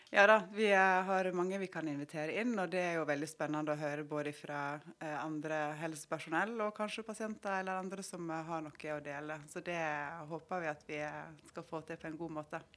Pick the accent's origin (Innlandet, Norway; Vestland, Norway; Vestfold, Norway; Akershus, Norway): Vestland, Norway; Måløy; moved away as an adult; now in Oslo, Norway; Jeg er fra Måløy, og der har jeg jobba i ambulansen i 20 år